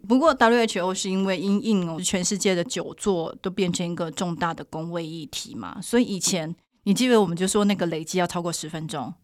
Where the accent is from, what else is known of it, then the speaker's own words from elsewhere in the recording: Taiwan; 我们台湾的研究